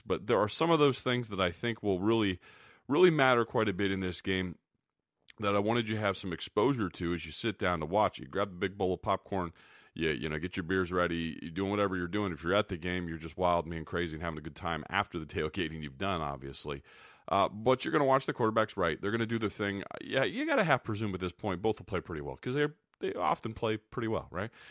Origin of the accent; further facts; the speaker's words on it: Sioux City, Iowa, United States; I lived in Iowa, grew up in Sioux City